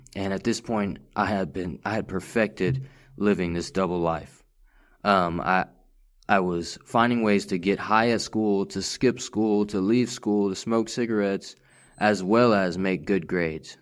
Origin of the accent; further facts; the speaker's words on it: Farmersville, Texas, United States; also born or lived in Richardson, Texas / McKinney, Texas; third grade, all the way up until ninth grade, I, I lived in Farmersville, Texas